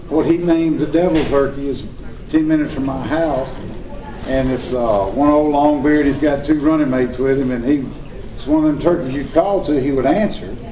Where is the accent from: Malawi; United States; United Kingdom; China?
United States; Mississippi; I grew up hunting in the Homochitto National Forest. That's the only place I had till I was in my early to mid twenties.